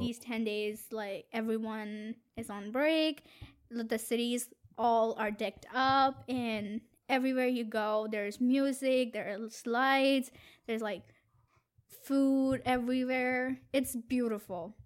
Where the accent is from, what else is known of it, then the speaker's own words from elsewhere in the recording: India; now in Boston, United States; I'm from India